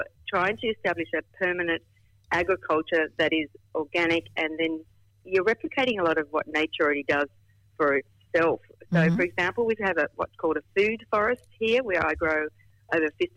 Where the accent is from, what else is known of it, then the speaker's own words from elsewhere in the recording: Central Coast, New South Wales, Australia; moved away as an adult; I'm from the Central Coast